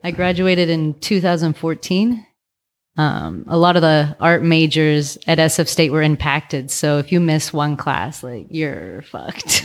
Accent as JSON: {"language": "English", "town": "Vallejo", "region": "California", "country": "United States", "tie": "born or raised there", "also_born_or_lived": "San Francisco / Thailand / Asia", "lives_now": "Oakland, United States", "said": "I'm from Vallejo."}